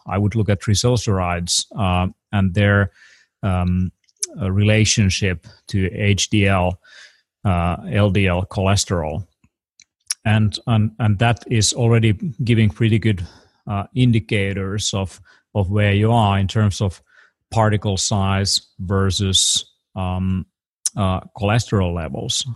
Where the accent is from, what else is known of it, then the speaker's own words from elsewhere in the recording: Finland; I come from Europe